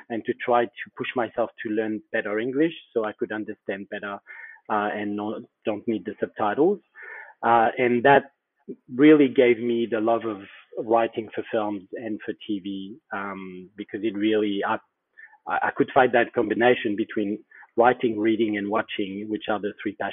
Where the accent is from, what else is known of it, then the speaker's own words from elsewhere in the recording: Australia; okay, I can be Australian, not Australian enough maybe, but you know, I'm Australian.